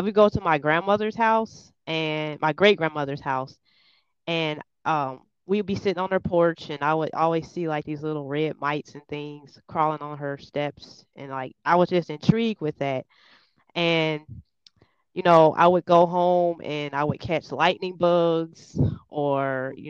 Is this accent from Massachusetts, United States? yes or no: no; Cincinnati, Ohio, United States; I'm from Cincinnati, Ohio. I was born and raised here in Cincinnati, Ohio.